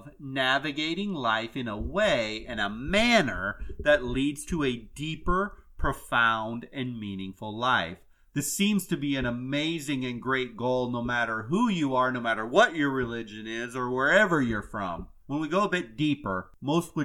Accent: Iowa, United States; now in Florida, United States; I'm originally from Iowa, but I am now about as Floridian as they come anymore

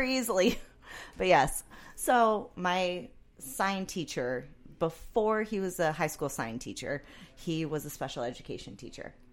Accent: San Clemente, California, United States; I grew up in San Clemente, which, if you know the city, it's basically as far as you get in Orange County

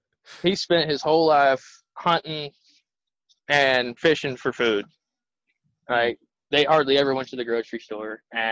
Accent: Fort Riley, Kansas, United States; also born or lived in Alaska / Texas / Virginia; now in Arizona, United States; I grew up around Fort Riley, Kansas. Okay. My dad was Army, so we moved around a lot. So, I spent 6 years in Alaska, 2 years in Texas, a year in Virginia, and I've been in Kansas for about 14 years

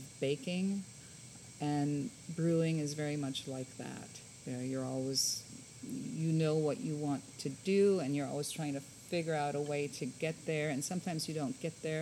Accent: Hamburg, Germany; now in San Antonio, United States; I was born and raised in Germany

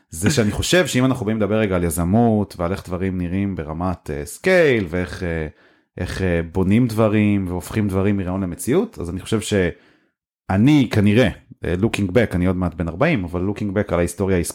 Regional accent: Haifa, Haifa District, Israel; אני ופולק למדנו באותו בית ספר, אה, בית ספר הרצל בחיפה.

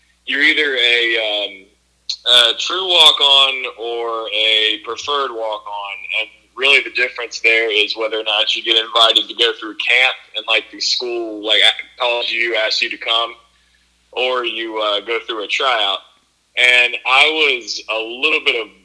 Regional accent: Durham, North Carolina, United States; people I grew up with in Durham

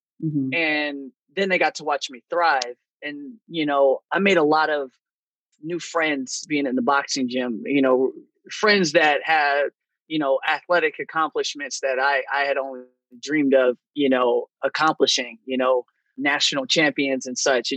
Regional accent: California, United States; moved away as an adult; now in Chicago, United States; I'm originally from California. Then I moved to Chicago a couple of years ago

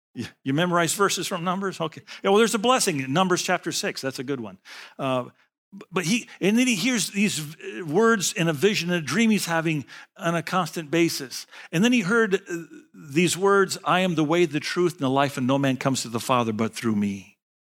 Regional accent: United States; I'm from America.

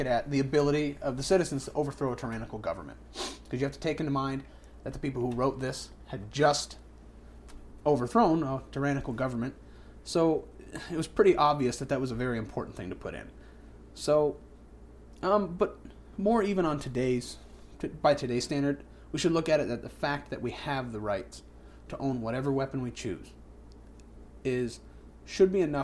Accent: New Hampshire, United States; I'm a native New Hampshireite.

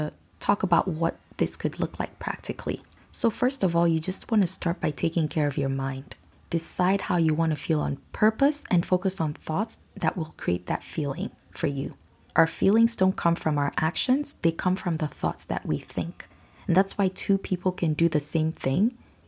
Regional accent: Nigeria; now in Canada; Growing up in Nigeria

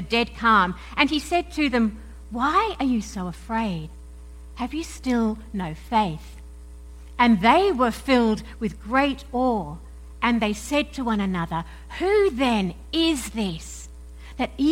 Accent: Perth, Western Australia, Australia; accent: mix of Aussie and English; moved away; also born or lived in United Kingdom; I'm an Aussie, right? I was born and brought up in Perth in Western Australia, but then I also spent around about 10 years in various parts of the UK

